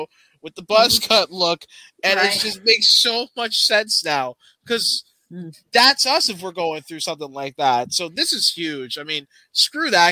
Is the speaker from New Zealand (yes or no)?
no; United States; as an American